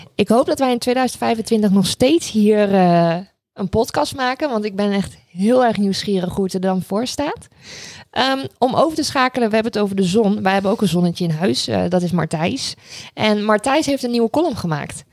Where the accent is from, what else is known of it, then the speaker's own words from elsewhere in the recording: Raalte, Overijssel, Netherlands; ik ben opgegroeid in Raalte, eh, voor het grootste gedeelte. Dat zit in Overijssel